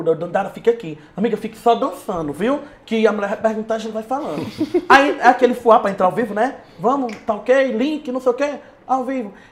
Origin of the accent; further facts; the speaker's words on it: Juazeiro, Bahia, Brazil; Ela, por que você é daqui? Eu digo, não, sou de Juazeiro.